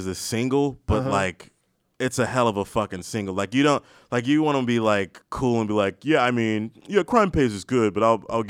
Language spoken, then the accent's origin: English; Maryland, United States; I'm from Maryland